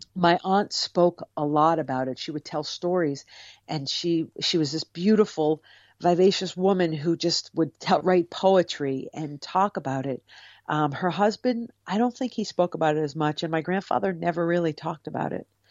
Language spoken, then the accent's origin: English; Cape Cod, Massachusetts, United States; I grew up on Cape Cod